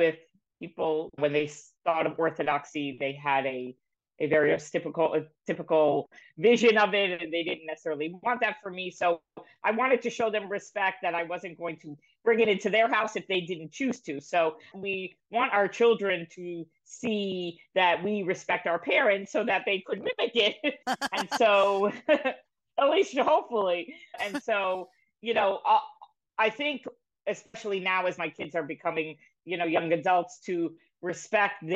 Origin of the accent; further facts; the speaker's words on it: South Florida, United States; also born or lived in Israel; I was born in Israel, and they wanted something better. They wanted the American dream. So we came and we ended up in South Florida.